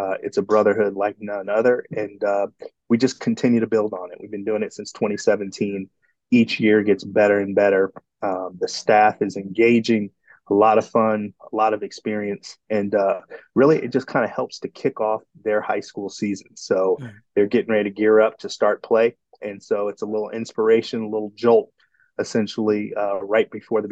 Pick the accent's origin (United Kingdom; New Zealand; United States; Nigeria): United States; Midwest; also born or lived in Houston; I grew up in the Midwest and played on all-star teams and travel teams